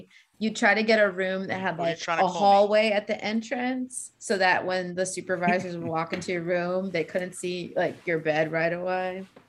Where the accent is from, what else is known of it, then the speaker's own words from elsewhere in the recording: New York City, New York, United States; I'm from the Bronx. I'm from New York.